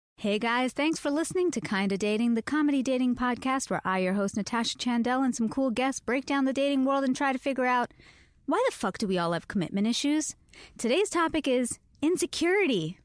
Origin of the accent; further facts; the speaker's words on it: Canada; moved away; I am Canadian.